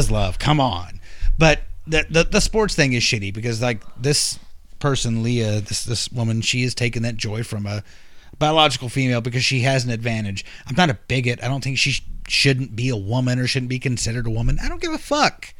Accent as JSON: {"language": "English", "region": "Texas", "country": "United States", "said": "I'm from Texas"}